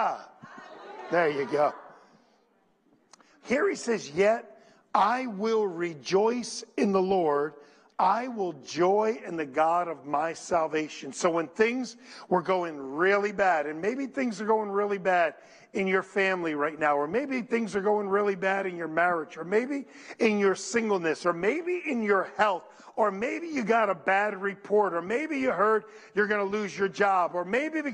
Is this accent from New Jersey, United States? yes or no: yes; Paterson, New Jersey, United States; I was brought up in Patterson, and Patterson was beautiful at one time